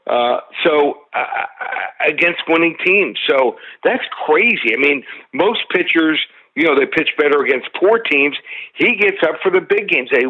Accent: Miami, Florida, United States; I don't pick my hometown Marlins too often.

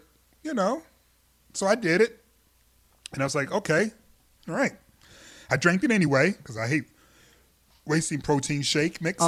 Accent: Michigan, United States; I'm from Michigan

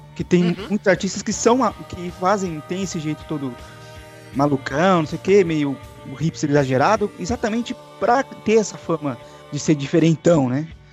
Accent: ABC Paulista, São Paulo, Brazil; eu sou do ABC Paulista, no ABC Paulista em Santo André e Mauá tinha muito disso

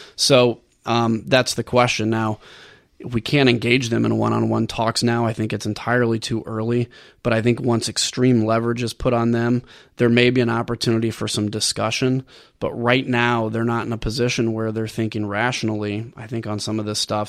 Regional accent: Bloomington, Illinois, United States; I was from downstate, I was from Bloomington

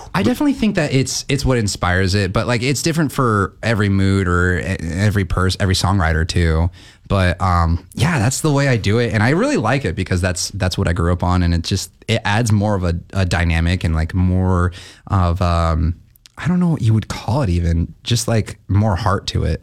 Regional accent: Gresham, Oregon, United States; I'm from Gresham. I came up from Gresham

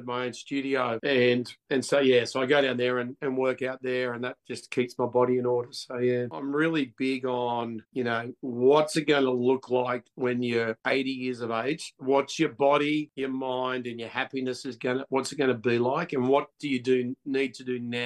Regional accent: Sydney, New South Wales, Australia; also born or lived in Melbourne; I was born in Melbourne, and I lived there until I was, I think, 4 or 5. I may have gone to kindergarten there. My parents split up. We moved up to Sydney and with my brother, and that kicked off on the northern beaches of Sydney

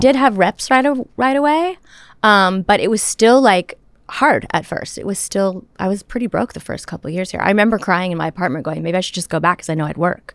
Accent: Toronto, Ontario, Canada; I grew up in Toronto in a home that nobody knew anything about showbiz

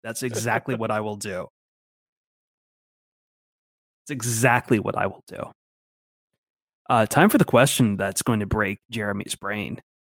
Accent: Toledo, Ohio, United States; I grew up in Toledo with a lot of Polish people.

